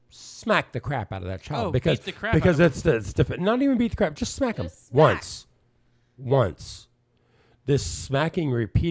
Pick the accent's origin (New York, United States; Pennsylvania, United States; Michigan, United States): Pennsylvania, United States; I grew up in Pennsylvania